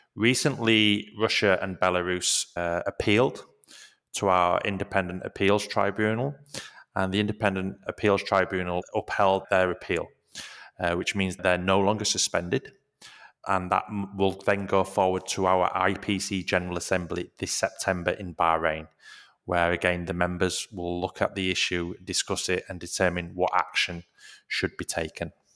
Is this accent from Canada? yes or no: no; Leeds, Yorkshire and the Humber, United Kingdom; moved away; Leeds, which is where I'm from.